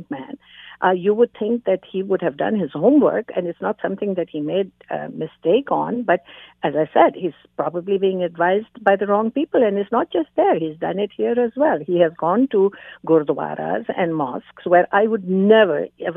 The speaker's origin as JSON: {"language": "English", "country": "Canada", "said": "as a Canadian"}